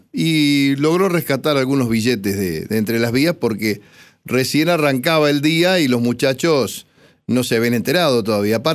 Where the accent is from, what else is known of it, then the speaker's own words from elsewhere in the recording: 25 de Mayo, Buenos Aires Province, Argentina; moved away; pasaba por mi pueblo por 25 de mayo.